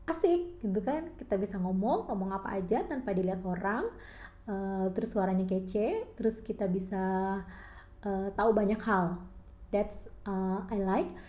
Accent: Bengkulu, Indonesia; aku tinggal di Bengkulu lahir dan besar di Bengkulu kuliah di Bengkulu dan bekerja di Bengkulu, menikah dan berpisah pun di Bengkulu.

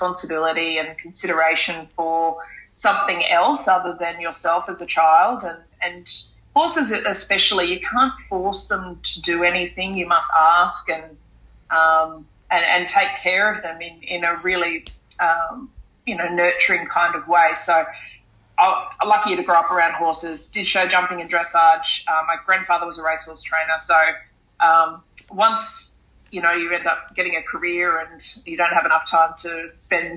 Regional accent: Sunshine Coast hinterland, Queensland, Australia; moved away; also born or lived in Townsville / Brisbane; I was born in Townsville. I'm adopted. And so I grew up on the Sunshine Coast hinterland.

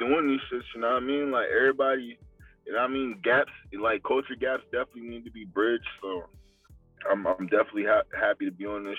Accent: Rocky Mount, North Carolina, United States; born there; also born or lived in Colorado; I was born in Rocky Mount, North Carolina, which is next to Durham and, like, you know, the Tar Heels and all that shit, kind of, like.

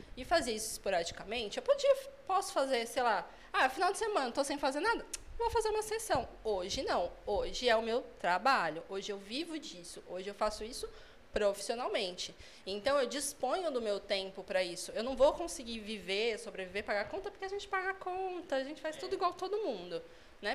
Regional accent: São Paulo, Brazil; moved away as an adult; now in Sorocaba, Brazil; eu sou de São Paulo. Eu moro em Sorocaba, vai fazer quatro anos

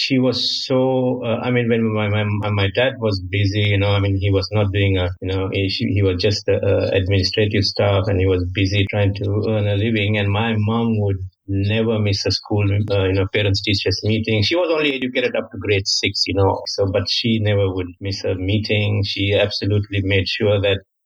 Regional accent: Sri Lanka; moved away as an adult; also born or lived in China / France; now in Singapore; So I'm actually originally from Sri Lanka. So I grew up in Sri Lanka. When I was 20 years, I went to China on a scholarship

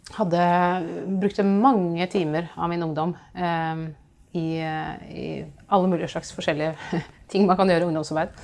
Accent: Oslo, Norway; jeg kommer fra Oslo. Jeg eh, vokste opp i Oslo.

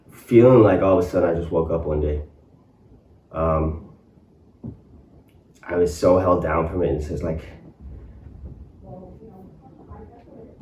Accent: Colborne, Ontario, Canada; also born or lived in Ottawa; now in Cornwall, Canada; move back to my hometown and get into construction

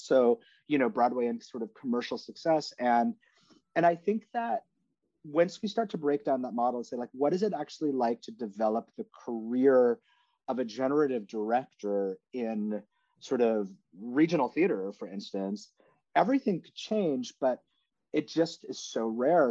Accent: Canada; now in New York City, United States; I'm from Canada, and I've like seen different models back in my home country.

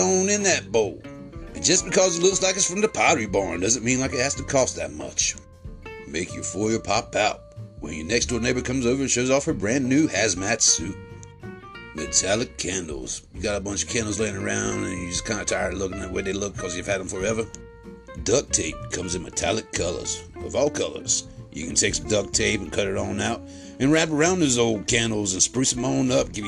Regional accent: the South, United States; I'm from the South

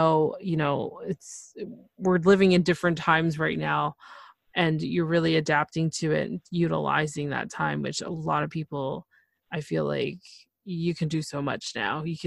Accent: Canada; I'm from Canada, so we don't have that option of Spanish.

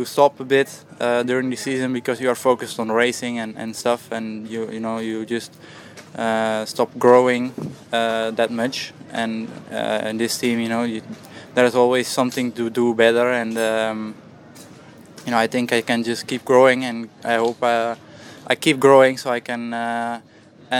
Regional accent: Netherlands; I'm from Holland

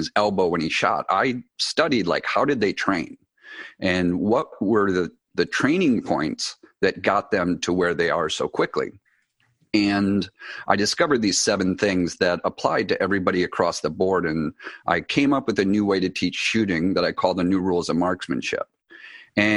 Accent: Wisconsin, United States; moved away as an adult; I grew up in Wisconsin

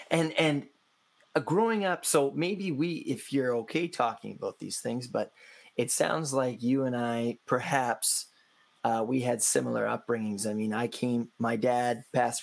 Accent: Canada; I'm from Canada.

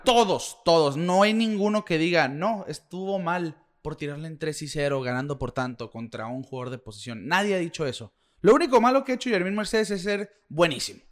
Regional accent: Mexico; uno como mexicano

